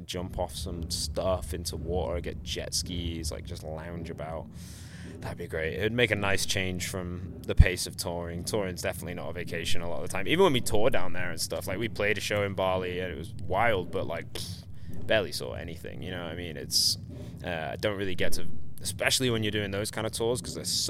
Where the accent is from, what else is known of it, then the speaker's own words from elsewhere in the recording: England, United Kingdom; we're English